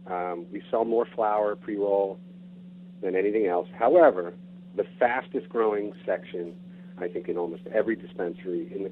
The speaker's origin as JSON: {"language": "English", "region": "New York", "country": "United States", "moved": "as an adult", "lives_now": "Bainbridge Island, United States", "said": "being a New Yorker"}